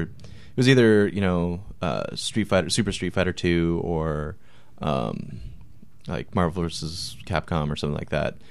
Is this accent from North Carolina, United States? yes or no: no; Marysville, Washington, United States; I grew up in Marysville, which is, like, North Washington